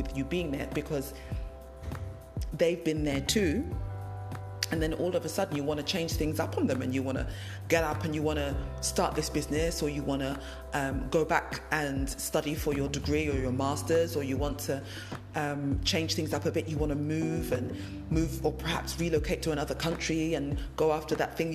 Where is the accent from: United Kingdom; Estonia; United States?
United Kingdom; London; moved away as an adult; I moved away from the country I was born and bred. I grew up in London.